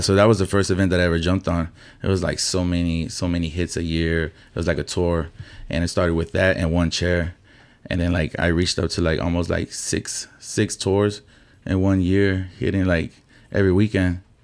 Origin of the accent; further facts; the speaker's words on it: Houston, Texas, United States; I grew up in Magnolia. Then, when I was in my teenage years, I moved to the southeast side off of forty-five and Monroe